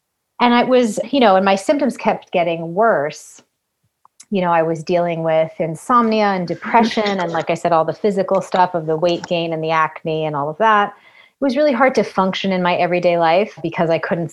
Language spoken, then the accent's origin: English; Massachusetts, United States; I grew up in Massachusetts